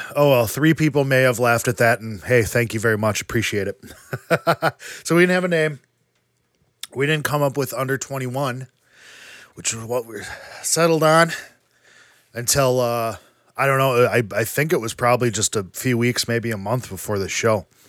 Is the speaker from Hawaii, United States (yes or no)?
no; Wisconsin, United States; we're from Wisconsin